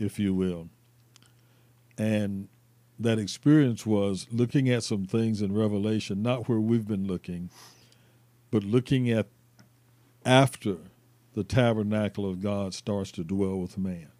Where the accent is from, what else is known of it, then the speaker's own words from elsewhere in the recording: Mount Dora, Florida, United States; moved away as an adult; now in Nashville, United States; I'm from Mount Dora, Florida, mm-hmm. which is about 25 or 30 miles north of Orlando grew up, of course, in a predominantly black community